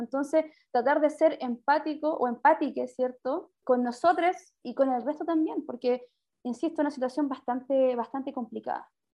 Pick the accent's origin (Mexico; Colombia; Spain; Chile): Chile; Maipú, Santiago Metropolitan Region; also born or lived in Quinta Normal; criada o criada de toda mi vida, 25 años viví en Maipú